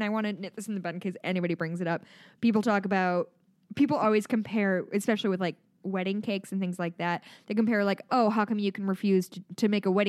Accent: Midwest, United States; accent: Midwestern; My Midwestern accent really comes out with DACA.

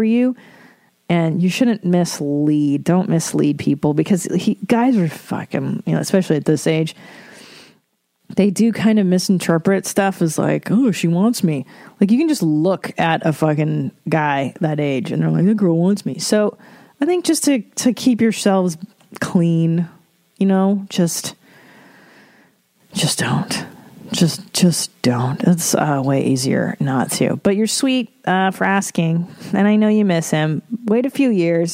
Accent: Ontario, Canada; fellow Ontarian.

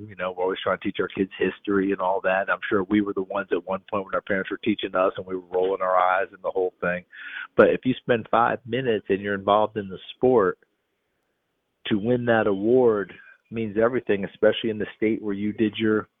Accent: New York, United States; moved away; also born or lived in East Tennessee; I grew up in New York State, okay? I was born in East Tennessee, grew up in New York State.

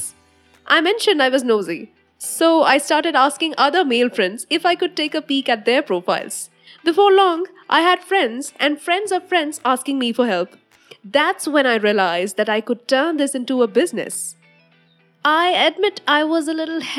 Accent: India; I am an Indian woman

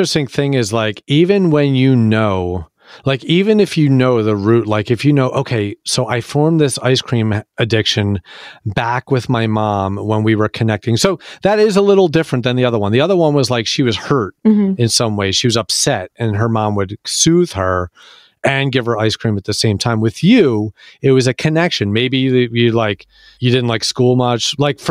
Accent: Philadelphia, Pennsylvania, United States; Yeah, I'm from Philadelphia, so I know Entenmann's.

